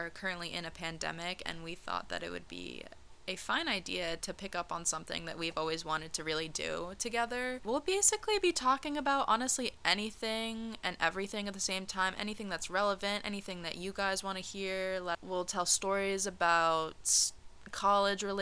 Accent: New York, United States; now in Tampa, United States; I am from New York

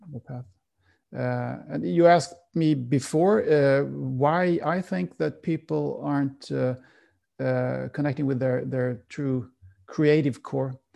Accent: Sweden; I'm from Sweden and Sweden has a very cold climate

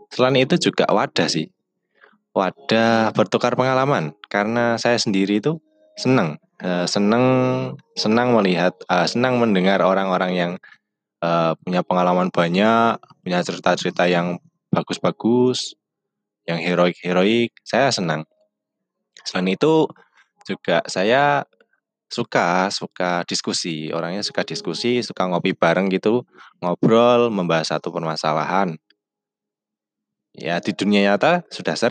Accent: Todanan, Central Java, Indonesia; born there; Eh, sebelumnya perkenalkan dulu … Eh, saya lahir di Blora, tepatnya di di Todanan lah, ya desa pelosok pokoknya saya lahir di desa.

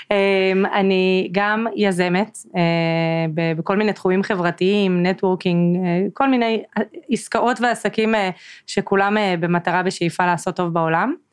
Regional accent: Northern District, Israel; ועברתי בעצם לצפון, למקום שבו גדלתי בתור ילדה, לאזור.

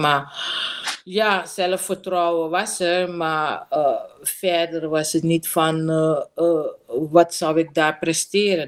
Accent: Coronie, Suriname; also born or lived in Paramaribo; ik ben in Coronie opgegroeid en ik heb een heel eh, relaxed en ontspannen jeugd gehad in uh, eh, Coronie

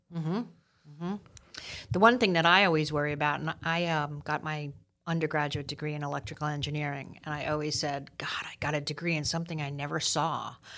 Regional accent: New York City, New York, United States; growing up in New York City

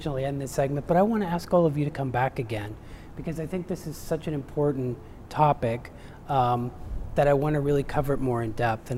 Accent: Hazleton, Pennsylvania, United States; my grandmother was Italian, mm-hmm. and raised me. I came from Hazleton.

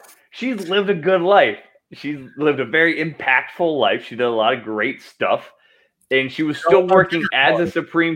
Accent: Idaho, United States; growing up in Idaho

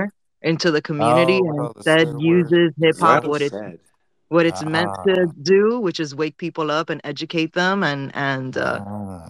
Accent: Miami, Florida, United States; moved away; also born or lived in London / New York / Los Angeles; I'm originally from Miami

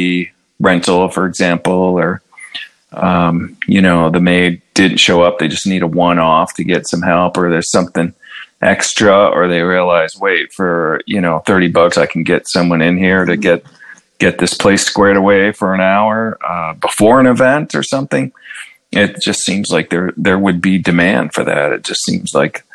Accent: Buffalo, New York, United States; the Bills, of course. That's my hometown team

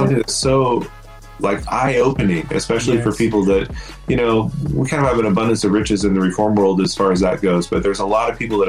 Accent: Sinaloa, Mexico; But at least where I grew up in Mexico, Christmas in Mexico meant, you know, in Sinaloa, we would have our church service

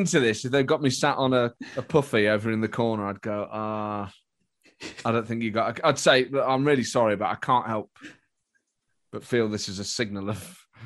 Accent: Nottingham, East Midlands, United Kingdom; I was born in Nottingham during this period

